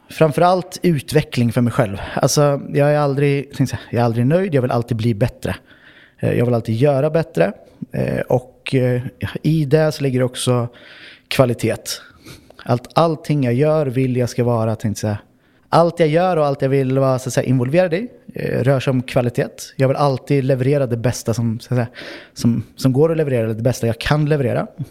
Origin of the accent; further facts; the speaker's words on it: Örebro, Örebro County, Sweden; moved away as an adult; now in Oslo, Norway; Jag kommer ursprungligen från Örebro i Sverige